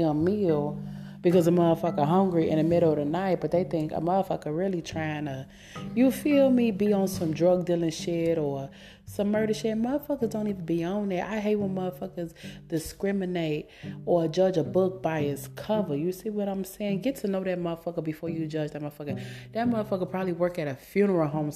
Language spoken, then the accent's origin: English; Columbus, Indiana, United States; moved away as an adult; now in Illinois, United States; I'm from Columbus, Indiana